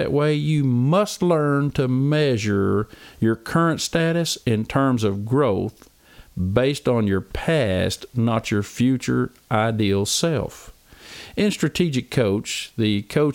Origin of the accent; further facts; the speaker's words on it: Oklahoma, United States; I'm from Oklahoma